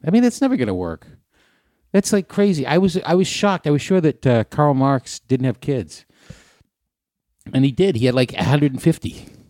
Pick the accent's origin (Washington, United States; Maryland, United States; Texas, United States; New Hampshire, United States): New Hampshire, United States; Hampton Beach; Hampton Beach, where I grew up